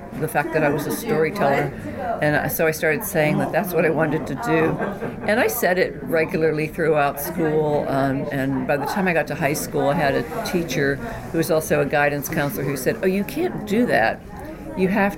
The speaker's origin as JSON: {"language": "English", "town": "Johnstown", "region": "Pennsylvania", "country": "United States", "said": "I'm from Johnstown, Pennsylvania, and I had never been further away than Pittsburgh to go to school"}